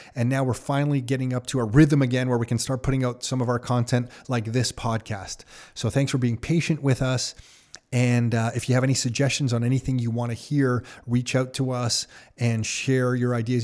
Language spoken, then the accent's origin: English; Canada; as a Canadian